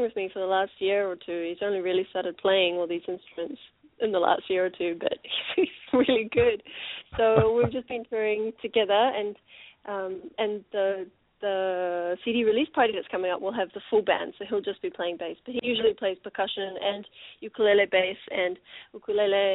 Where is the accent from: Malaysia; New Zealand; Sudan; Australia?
New Zealand; also born or lived in Japan; now in Los Angeles, United States; being born in Japan and growing up in New Zealand